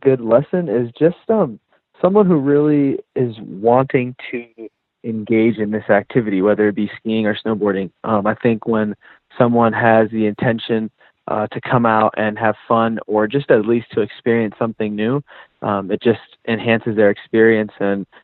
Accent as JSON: {"language": "English", "region": "Florida", "country": "United States", "tie": "born or raised there", "moved": "yes", "lives_now": "Colorado, United States", "said": "I am from Florida, and as you probably know, there's no snow there. So I actually really grew up playing team sports"}